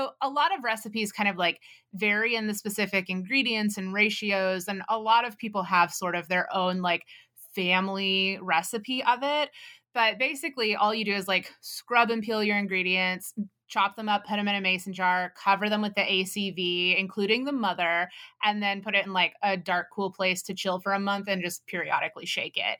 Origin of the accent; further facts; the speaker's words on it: Texas, United States; Growing up in Texas